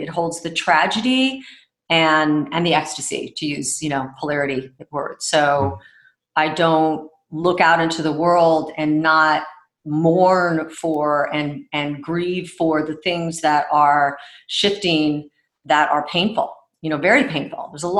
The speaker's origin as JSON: {"language": "English", "town": "Houston", "region": "Texas", "country": "United States", "tie": "born there", "also_born_or_lived": "Egypt", "said": "I was born in Houston, Texas. Uh-huh. And from a very early age, we traveled a lot, spent time, now in reflection, like, of course, I spent time in Egypt near the pyramids"}